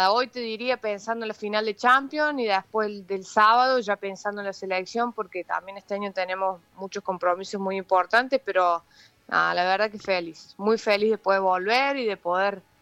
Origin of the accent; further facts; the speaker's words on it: Córdoba, Argentina; accent: Cordoban; y tonada de cordobesa que tengo, eh, siempre antes del partido escucho hip hop.